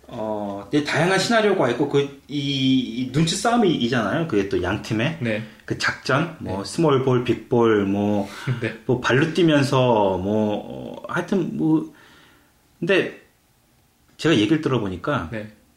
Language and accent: Korean; Seoul, South Korea; moved away; 저는 서울 출신이라서 수영을 못해요.